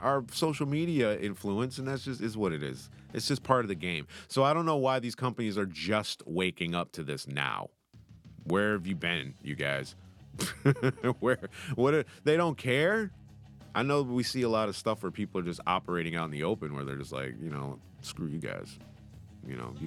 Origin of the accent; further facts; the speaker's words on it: United States; accent: American; now in United Kingdom; I'm American